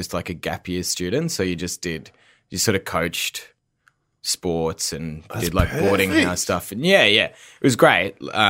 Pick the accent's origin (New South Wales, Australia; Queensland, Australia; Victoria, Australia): Queensland, Australia; Brisbane; moved away as an adult; also born or lived in England; I lived in Brisbane my whole life